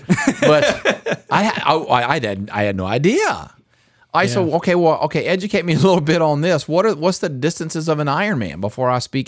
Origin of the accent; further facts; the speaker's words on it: North Carolina, United States; I grew up in North Carolina, and just 45 minutes away was like tobacco capital of the world.